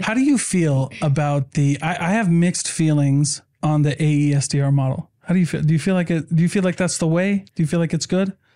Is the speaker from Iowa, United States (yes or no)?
yes; Iowa, United States; We're from Iowa.